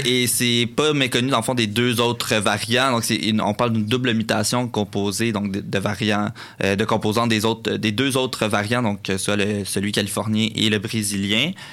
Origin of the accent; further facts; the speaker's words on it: Quebec, Canada; On est quand même habitué ici euh, au Québec